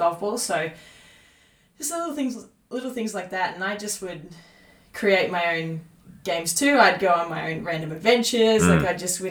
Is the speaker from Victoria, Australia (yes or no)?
yes; Tallygaroopna, near Mooroopna/Shepparton, Victoria, Australia; moved away; I grew up on a farm in Talamba